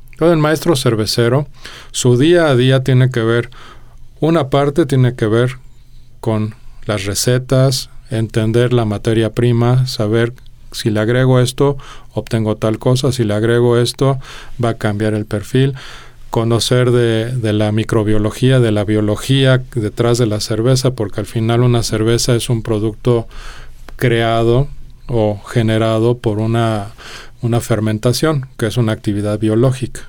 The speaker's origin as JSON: {"language": "Spanish", "region": "Mexico City", "country": "Mexico", "tie": "born or raised there", "also_born_or_lived": "Denmark", "moved": "as an adult", "said": "yo nací en Dinamarca, pero a los dos años nos mudamos a México este, por unas oportunidades de trabajo, este, no mías, pero de mis papás. Y entonces, pues, a esa edad no tienes mucha voz y voto, más bien acompañas a donde vas, ¿no? Este, Llegamos a, a, la Gustavo madero ahí fue donde, donde yo me crié en realidad"}